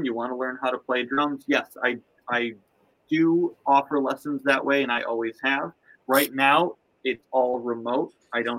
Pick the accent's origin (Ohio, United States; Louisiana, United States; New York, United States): New York, United States; Buffalo; now in Los Angeles, United States; I grew up in Buffalo